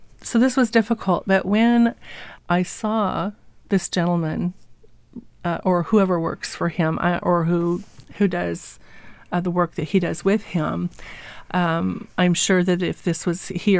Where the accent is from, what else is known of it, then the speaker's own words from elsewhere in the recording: Walla Walla, Washington, United States; also born or lived in Oregon / California; But okay, so I grew up in Walla Walla and Milton Freewater. This is where my parents and grandparents were from.